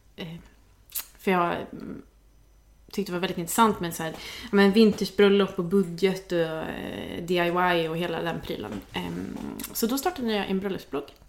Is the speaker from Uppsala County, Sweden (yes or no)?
no; Värmland, Sweden; moved away as an adult; now in Stockholm, Sweden; jag kommer från Värmland från början